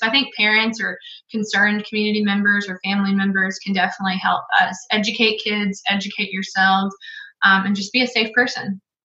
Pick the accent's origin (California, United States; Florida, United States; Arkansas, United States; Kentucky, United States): Arkansas, United States; Greenwood; I grew up in Greenwood, Arkansas